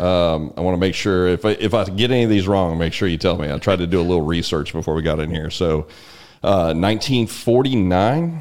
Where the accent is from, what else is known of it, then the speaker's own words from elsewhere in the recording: San Antonio, Texas, United States; I grew up in San Antonio.